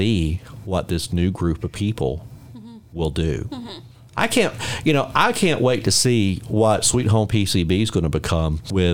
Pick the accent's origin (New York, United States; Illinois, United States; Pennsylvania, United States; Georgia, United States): Georgia, United States; Middle; I'm from Middle Georgia